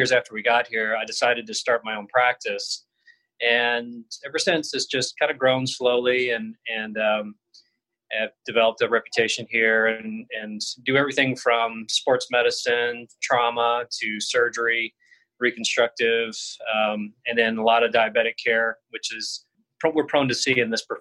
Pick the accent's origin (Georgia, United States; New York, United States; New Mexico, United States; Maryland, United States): Georgia, United States; South Georgia near Savannah, United States; moved away as an adult; also born or lived in Miami, Florida / Boston, Massachusetts; now in Scottsdale, United States; originally, I grew up in Georgia, so South Georgia near Savannah.